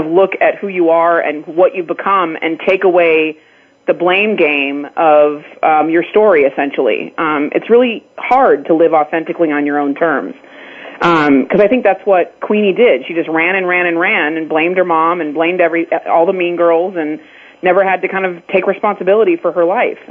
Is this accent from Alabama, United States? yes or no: no; Pasadena, California, United States; I grew up in Pasadena